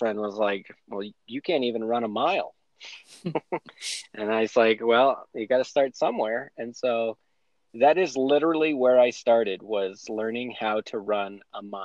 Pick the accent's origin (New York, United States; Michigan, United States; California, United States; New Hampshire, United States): New Hampshire, United States; moved away as an adult; now in Colorado, United States; I grew up in New Hampshire, lived there my whole life until I moved to Colorado in 2011.